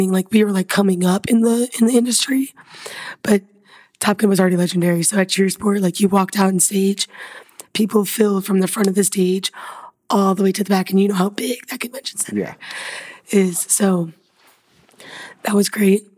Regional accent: Indiana, United States; moved away; I'm originally from Indiana

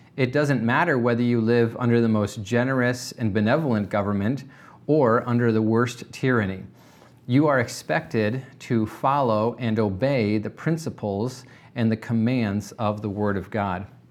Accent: United States; as American Christians

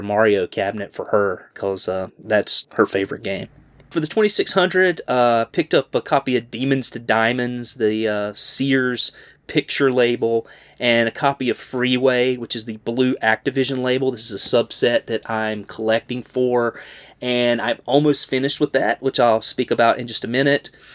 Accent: Greensboro, North Carolina, United States; my hometown

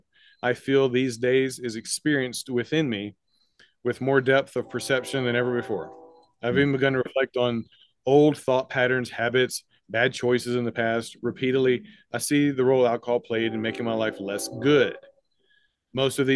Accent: Mississippi, United States; I grew up in the South, grew up in Mississippi.

